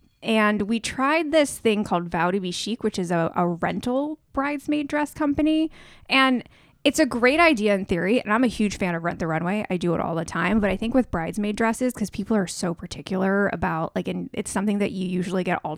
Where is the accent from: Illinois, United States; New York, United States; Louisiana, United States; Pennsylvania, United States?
New York, United States; New York City; I'm from New York City.